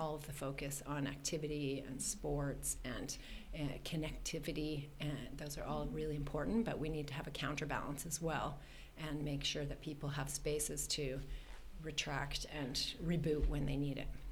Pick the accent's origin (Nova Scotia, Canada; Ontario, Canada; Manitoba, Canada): Ontario, Canada; Toronto; moved away as an adult; now in Sweden; I grew up in Toronto, which is basically landlocked.